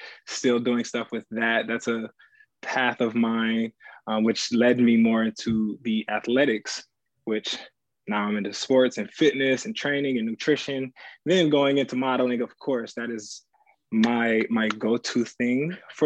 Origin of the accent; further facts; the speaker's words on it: Battle Creek, Michigan, United States; moved away as an adult; also born or lived in Indiana / Ohio; now in New York City, United States; I'm originally from Battle Creek, Michigan, home of Kellogg's, Cereal City